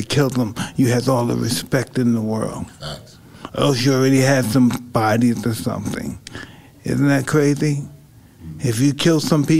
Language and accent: English; New York City, New York, United States; if anybody know we're from Brownsville